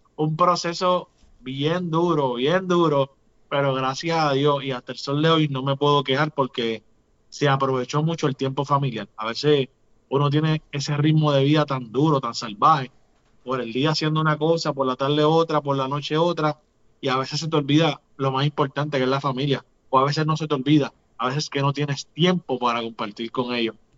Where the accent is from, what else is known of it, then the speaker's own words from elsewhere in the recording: Puerto Rico; El vallenato está bien unido a lo que nosotros hacemos como cultura puertorriqueña